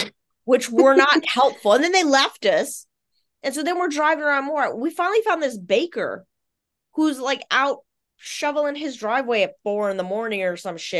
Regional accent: Virginia, United States; because we're both basically from Virginia too, like not the same part of Virginia, but this, even though we're Navy brats, we're from Virginia.

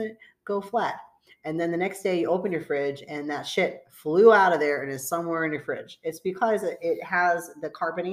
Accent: United States; I'm American

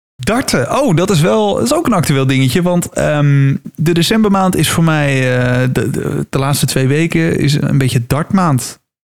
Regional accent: Netherlands; als Nederlanders

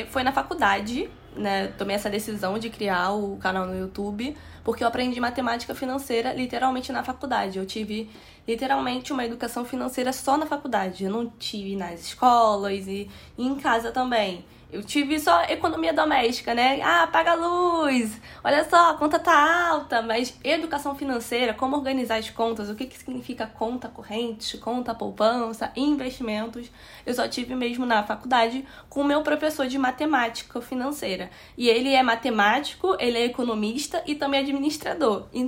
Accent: Nova Iguaçu, Rio de Janeiro, Brazil; Eu sou de Nova Iguaçu, na Baixada Fluminense, no estado do Rio de Janeiro, e sou formando em administração

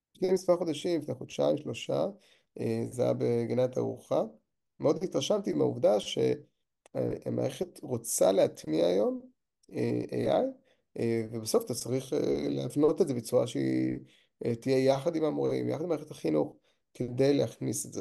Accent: Kiryat Ata, Haifa District, Israel; נולדתי בקריות, בקריית אתא, ובתיכון הייתי בקריית ביאליק

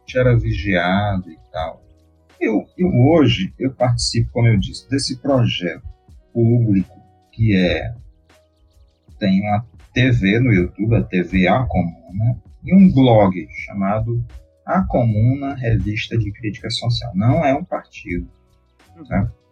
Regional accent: Brazil; a gente é brasileiro

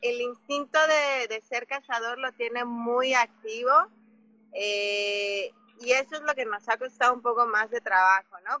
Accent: Mexico City, Mexico; moved away as an adult; also born or lived in Africa / Oaxaca; yo soy de la Ciudad de México eh, y viví muchos años en África, viví 13 años en, en África, cuando yo tenía 21 años me fui

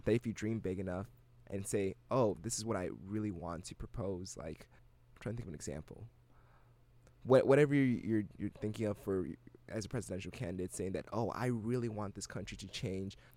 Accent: Ghana; first language English; now in United States; I'm from Ghana

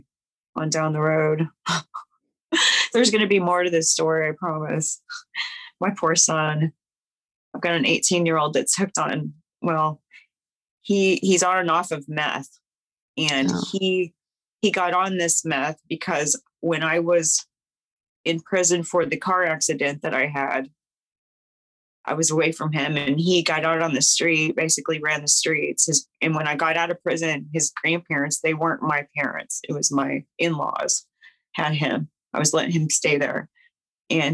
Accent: Kansas City, United States; I'm from the Kansas City area

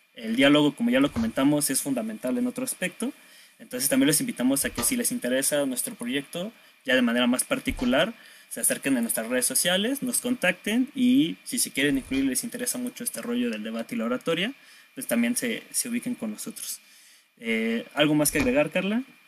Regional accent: State of Mexico, Mexico; yo soy del Estado de México

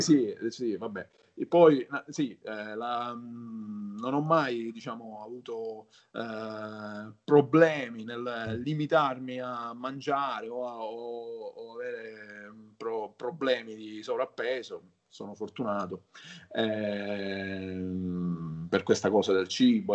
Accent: Palermo, Sicily, Italy; Io sono nato a Palermo, mm-hmm. eh, in Sicilia.

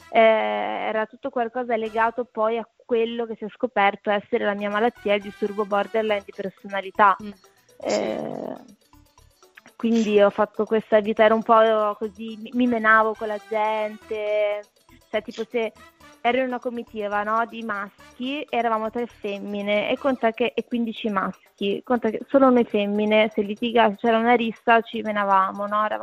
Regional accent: Segrate, Lombardy, Italy; born there; sono nata a Segrate ma per caso

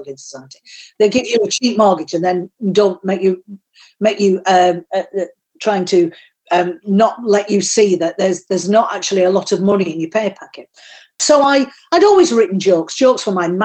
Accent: Yorkshire and the Humber, United Kingdom; accent: Yorkshire; I did get sacked by a Yorkshire firm in Yorkshire because they said my accent was better suited to the textile industry where I came from

